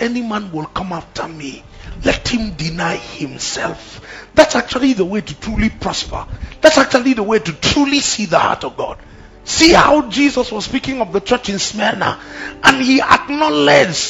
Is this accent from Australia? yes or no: no; Plateau, Nigeria; I'm from Plateau.